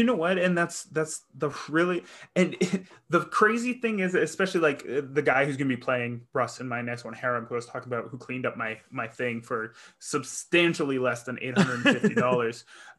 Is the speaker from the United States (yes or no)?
no; Northwest Territories, Canada; I was born in the Northwest Territories in Canada, and like so far up north and that there's like polar bears and stuff.